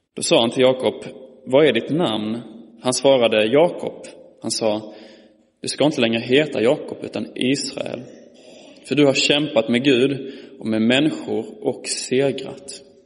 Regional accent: Malmö, Skåne, Sweden; som ni anar på min dialekt är jag ifrån eh, Malmö, eller Skåne.

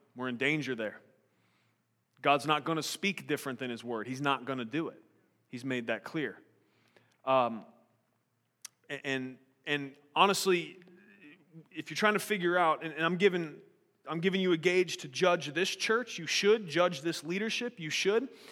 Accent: United States; I'm an American

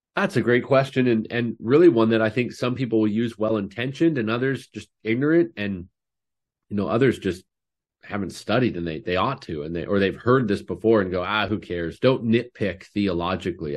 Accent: Canada; I'm Canadian

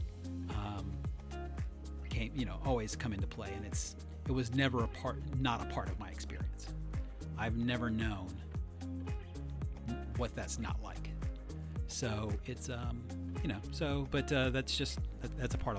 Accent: the South, United States; I grew up in the South, so, you know, racism was force-fed to you from a fire hose.

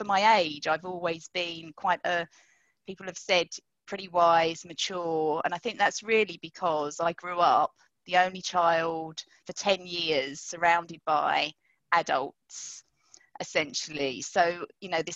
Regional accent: London, United Kingdom; I grew up in London

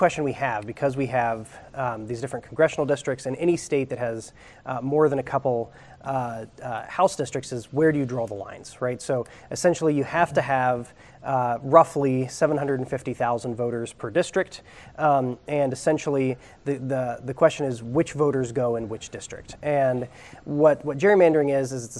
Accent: Ohio, United States; moved away; also born or lived in Minnesota; my home state of Ohio

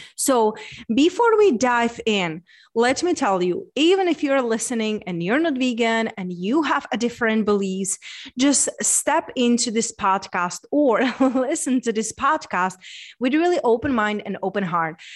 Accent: Czechia; moved away; I'm from Czech Republic. So, being born in Czech Republic, center of the Europe

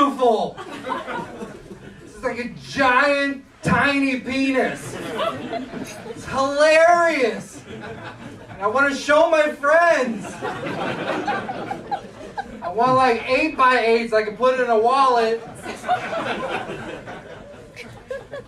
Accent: Chicago, Illinois, United States; I'm from Chicago

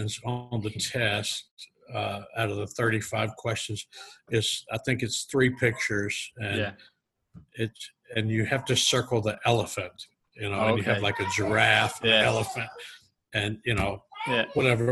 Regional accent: Bossier City, Louisiana, United States; also born or lived in Hamilton, Bermuda; now in Utah, United States; I grew up in a little town called Bossier City, Louisiana, which is about 2.5 hours east of Dallas, Texas. That's where I'm originally from

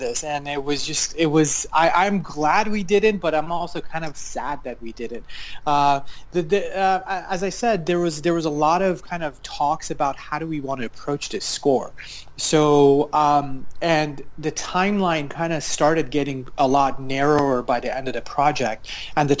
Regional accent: Iran; now in United States; I am an Iranian American composer. I was born in Iran

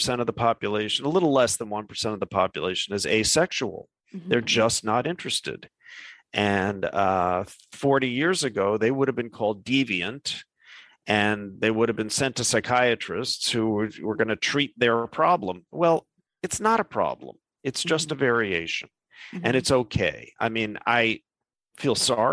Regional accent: New York, United States; moved away as an adult; also born or lived in Midwest; now in California, United States; I grew up in New York, but I spent 7 years living in the Midwest, where I went to college, and now I'm in California.

